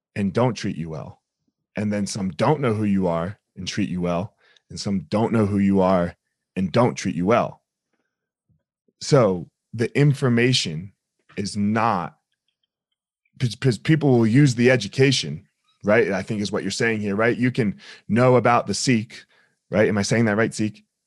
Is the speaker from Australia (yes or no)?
no; New Jersey, United States; moved away; also born or lived in Colorado; I grew up in South Jersey